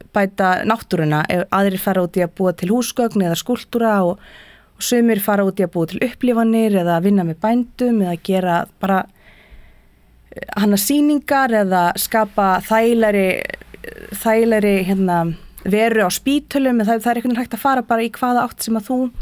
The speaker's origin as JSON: {"language": "Icelandic", "area": "Hrunamannahreppur", "region": "Southern Region", "country": "Iceland", "tie": "born or raised there", "also_born_or_lived": "Prague", "said": "Ég ólst upp í Öðsóldi í Hrunumann"}